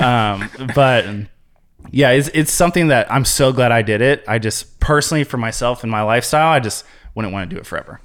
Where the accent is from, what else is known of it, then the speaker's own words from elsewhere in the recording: Columbus, Ohio, United States; moved away as an adult; also born or lived in Ventura, California; now in Chicago, United States; born and raised in Columbus, Ohio. So that's my area